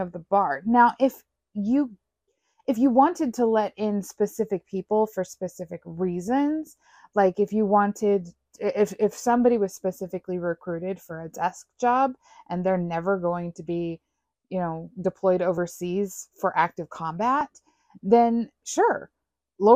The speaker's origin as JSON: {"language": "English", "country": "United States", "said": "as American citizens"}